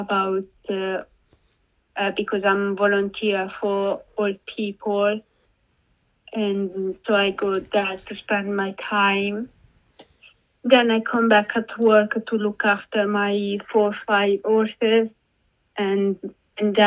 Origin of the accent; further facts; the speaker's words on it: Italy; now in United Kingdom; I'm from Italy